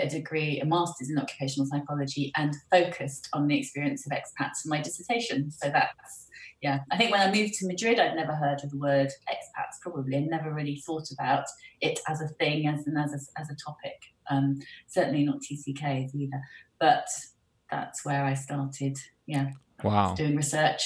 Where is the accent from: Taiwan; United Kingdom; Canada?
United Kingdom; also born or lived in United States; the rest of the time I grew up in the UK